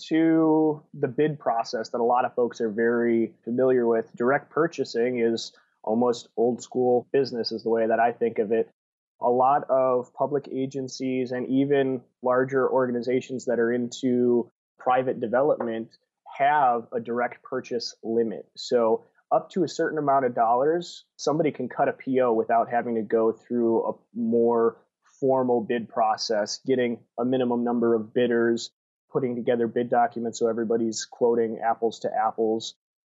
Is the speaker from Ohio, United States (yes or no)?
no; Wisconsin, United States; moved away as an adult; And then when I graduated college, I moved from Southern Wisconsin to Southern California